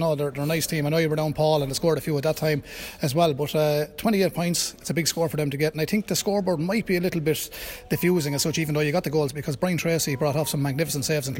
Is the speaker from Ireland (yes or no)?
yes; Graiguecullen, Leinster, Ireland; I'm from Greg Cullen